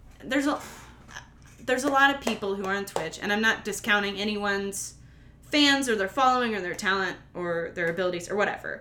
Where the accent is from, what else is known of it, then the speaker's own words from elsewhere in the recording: Midwest, United States; moved away; I'm from the Midwest.